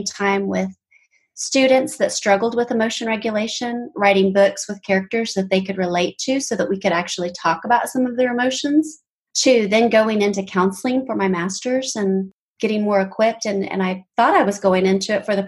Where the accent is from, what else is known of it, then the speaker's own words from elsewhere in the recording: Tulsa, Oklahoma, United States; I grew up in Tulsa, Oklahoma